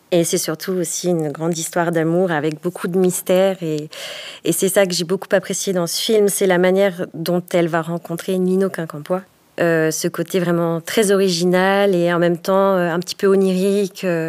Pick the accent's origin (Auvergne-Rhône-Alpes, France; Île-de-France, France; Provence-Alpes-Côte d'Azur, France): Auvergne-Rhône-Alpes, France; Haute-Savoie; Je suis native de Haute-Savoie